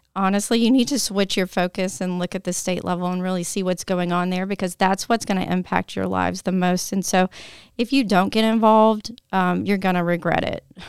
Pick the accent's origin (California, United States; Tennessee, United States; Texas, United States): Tennessee, United States; I was born and raised in Tennessee